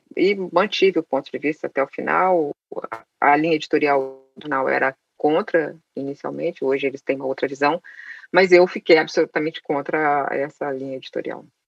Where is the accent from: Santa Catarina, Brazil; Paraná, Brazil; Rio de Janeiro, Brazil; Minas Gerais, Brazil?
Minas Gerais, Brazil; Caratinga; Eu nasci em Caratinga, é uma cidade interior de Minas Gerais, sem biblioteca, sem livraria. A única biblioteca que existia era é do colégio onde eu estudava